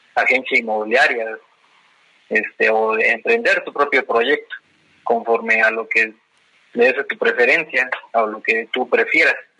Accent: Toluca, State of Mexico, Mexico; soy orgullosamente de Toluca

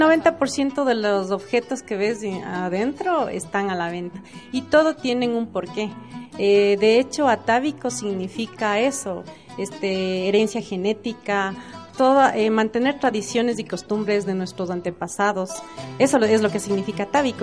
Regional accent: Riobamba, Chimborazo, Ecuador; now in Quito, Ecuador; Soy oriunda de Riobamba y también estoy radicada ya acá en Quito más de la mitad de mi vida

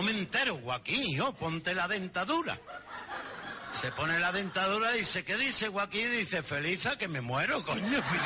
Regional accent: Andalusia, Spain; nosotros somos exagerados, los andaluces somos muy exagerados

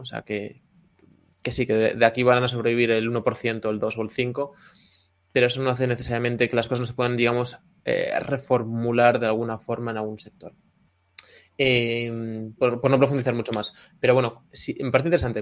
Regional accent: Tui, Galicia, Spain; el restaurante La de Manu en Tui, mi pueblo natal

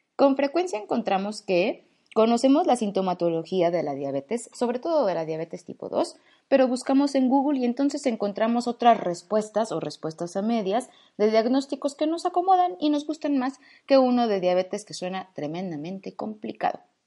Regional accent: Mexico; also born or lived in Mexico City; En mi país

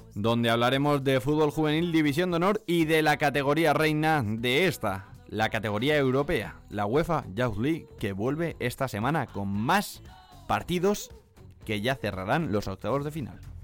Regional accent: Alicante, Valencian Community, Spain; yo soy de Alicante

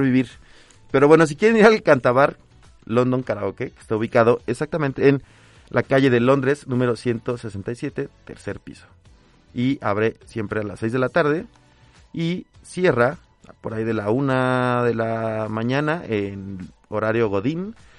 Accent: Mexico; como mexicano

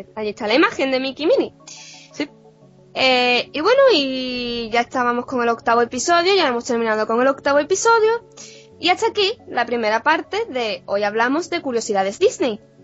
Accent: Puerto Real, Andalusia, Spain; yo soy de Puerto Real

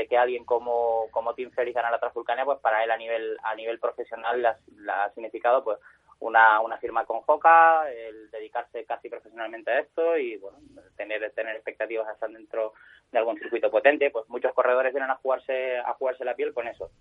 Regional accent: Spain

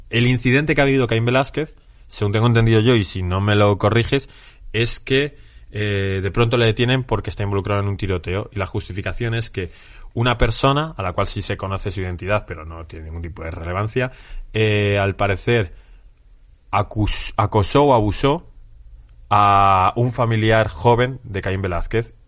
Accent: Spain; nosotros como españoles

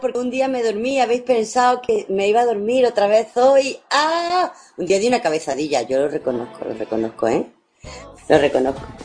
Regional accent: Spain; los raros parece que somos los españoles

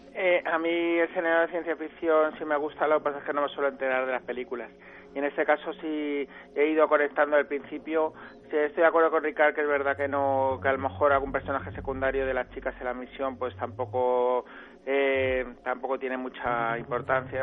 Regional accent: Madrid, Community of Madrid, Spain; yo que soy de Madrid

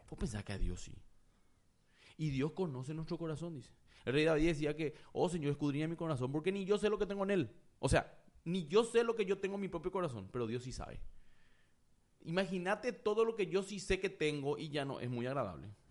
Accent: Paraguay; also born or lived in United States; yo soy paraguayo, nací en Paraguay

